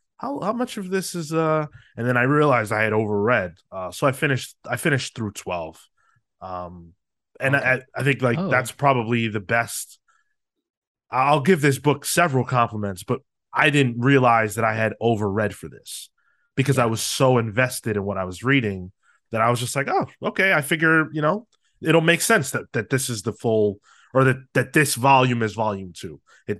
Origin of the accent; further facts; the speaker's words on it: New York City, New York, United States; Horror's been a part of my life since I was a little kid growing up in New York City.